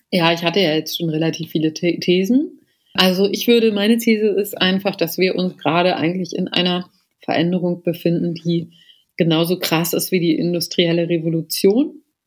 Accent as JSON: {"language": "German", "country": "Germany", "also_born_or_lived": "Potsdam / Athens", "said": "bei uns in Deutschland"}